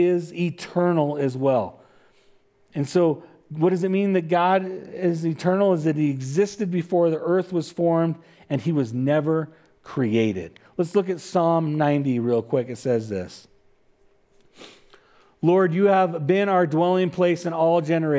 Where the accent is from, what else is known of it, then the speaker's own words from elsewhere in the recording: California, United States; I'm from California